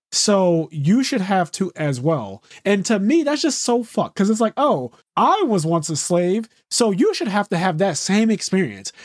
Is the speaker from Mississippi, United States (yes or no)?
no; Philadelphia, Pennsylvania, United States; a person who was born and raised in Philadelphia, never lived anywhere else in my life